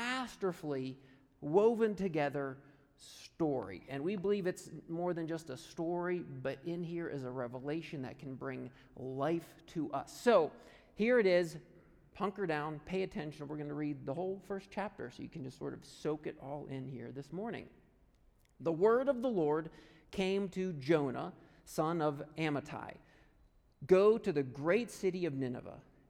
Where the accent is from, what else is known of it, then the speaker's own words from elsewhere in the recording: right outside of Punxsutawney, Pennsylvania, United States; moved away; I grew up right outside of Punxsutawney, Pennsylvania